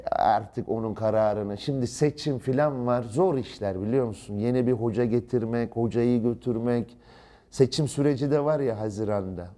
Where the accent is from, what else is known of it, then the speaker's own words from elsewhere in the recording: Turkey; Ben şahsen bir Türk olarak